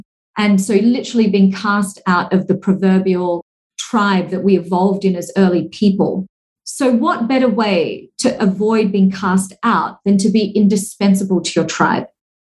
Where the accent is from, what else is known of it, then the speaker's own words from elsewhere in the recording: Singapore; born there; And I hold a passport from Australia, even though my parents are Singaporean and I was born in Singapore and I now live here.